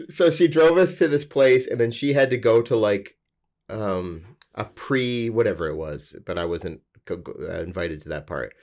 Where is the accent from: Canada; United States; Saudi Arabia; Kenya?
Canada; Alberta; I'm from Alberta, where the legal drinking age is eighteen